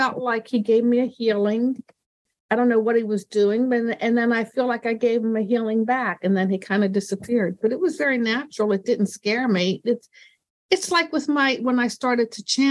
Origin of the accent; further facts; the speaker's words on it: Indiana, Pennsylvania, United States; This was in Pennsylvania, in Western Pennsylvania, where I grew up.